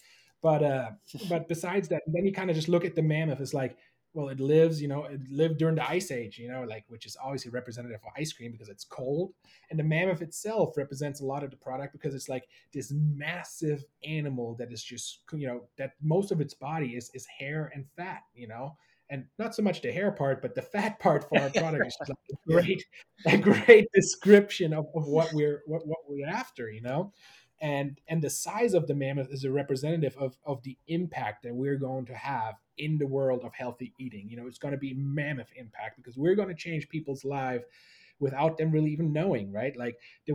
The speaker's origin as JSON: {"language": "English", "country": "Germany", "tie": "born or raised there", "moved": "yes", "said": "I was born and raised in Germany"}